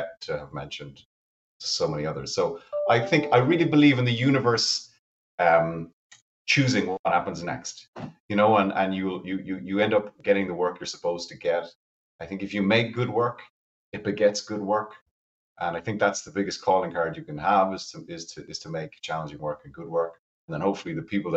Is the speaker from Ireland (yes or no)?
yes; Cork, Munster, Ireland; my hometown